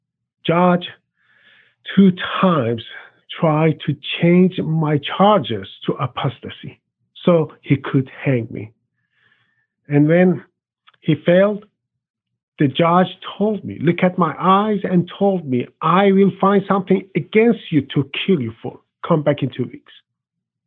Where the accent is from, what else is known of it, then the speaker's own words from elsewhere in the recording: Iran; English is a second language; moved away as an adult; also born or lived in Cyprus; now in United States; I was born in Iran and I grew up as a strong Muslim. In 1997, I moved to Cyprus for work